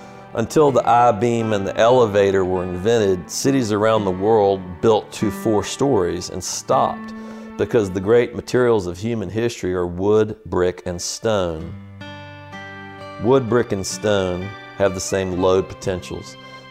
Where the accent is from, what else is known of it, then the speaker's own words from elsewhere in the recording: Richmond, Virginia, United States; accent: Tidewater; moved away as an adult; now in Charleston, United States; my accent, coming from Richmond, I've got a form of what is called the Tidewater accent.